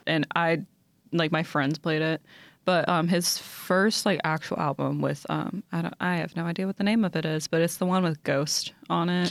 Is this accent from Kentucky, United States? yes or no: yes; Louisville, Kentucky, United States; I'm from Louisville.